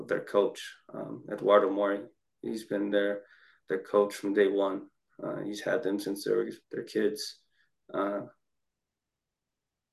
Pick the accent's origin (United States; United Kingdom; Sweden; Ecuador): United States; Ogden, Utah; my hometown, Ogden